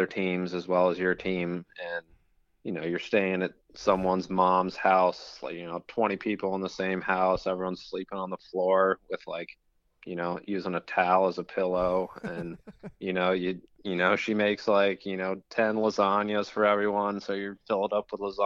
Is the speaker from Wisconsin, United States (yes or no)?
no; Richmond, Virginia, United States; I was from Richmond. So, you know, it's kind of my hometown race